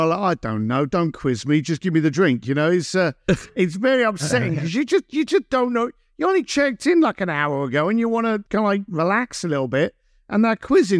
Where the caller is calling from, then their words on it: Los Angeles, California, United States; I'm in Los Angeles.